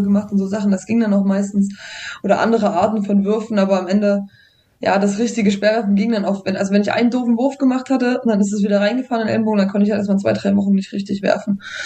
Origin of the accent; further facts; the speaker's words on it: Saalfeld, Thuringia, Germany; now in Jena, Germany; geboren in Saalfeld, jetzt wohnend in Jena